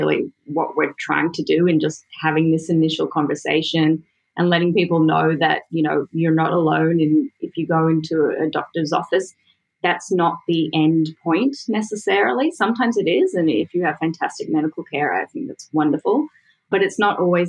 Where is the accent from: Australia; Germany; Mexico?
Australia; accent: Australian; moved away; I'm Australian, as my accent is extremely evident